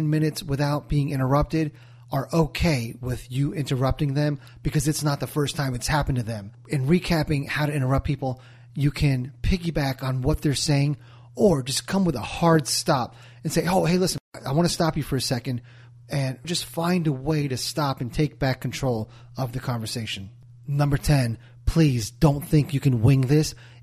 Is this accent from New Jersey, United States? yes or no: yes; New Jersey, United States; I'm from Jersey